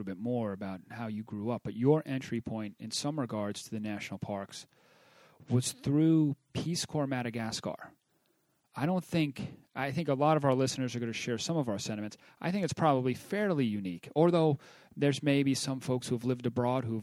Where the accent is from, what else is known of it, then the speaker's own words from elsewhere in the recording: North Fork of Long Island, New York, United States; So I'm from the east end of Long Island, a place called the North Fork of Long Island